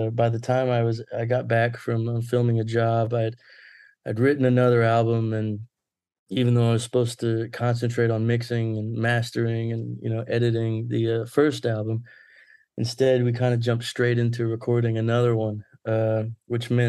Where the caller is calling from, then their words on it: Plano, Texas, United States; Uh, right now I'm in Plano, Texas.